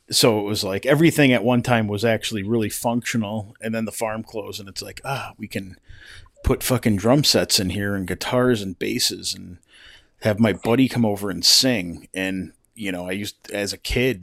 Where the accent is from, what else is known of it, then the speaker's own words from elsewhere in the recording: East Coast, United States; growing up on the East Coast